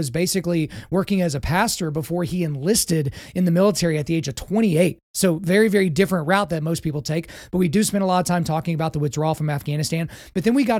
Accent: Lawton, Oklahoma, United States; I grew up in Lawton, Fort Sill, so I was around military my entire life

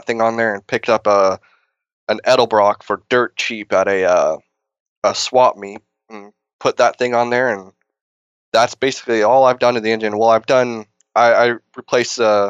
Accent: Texas, United States; now in California, United States; I'm actually from Texas

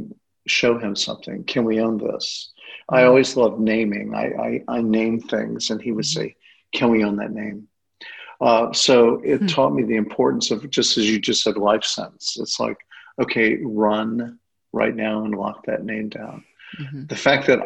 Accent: Owensboro, Kentucky, United States; also born or lived in Chicago / Los Angeles / San Francisco; now in Marin County, United States; I'm from Owensboro, Kentucky.

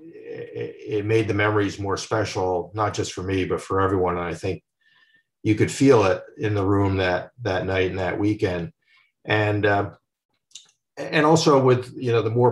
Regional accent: Westfield, New Jersey, United States; growing up in New Jersey

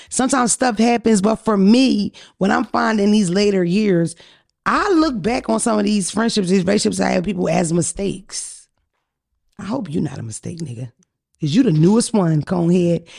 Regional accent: Philadelphia, Pennsylvania, United States; I'm from Philadelphia area

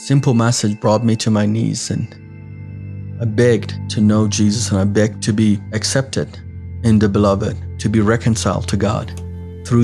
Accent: Iran; I was born and raised in Iran

